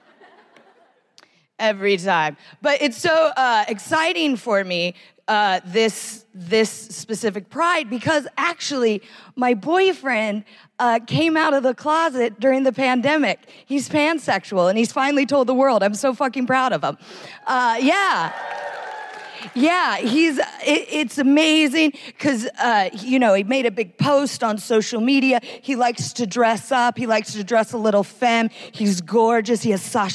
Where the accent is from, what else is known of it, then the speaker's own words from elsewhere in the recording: United States; I am American